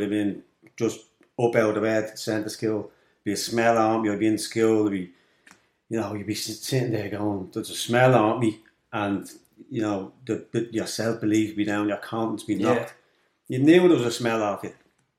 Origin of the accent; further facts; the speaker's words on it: Darndale, Leinster, Ireland; I grew up in Darndale in Kulak.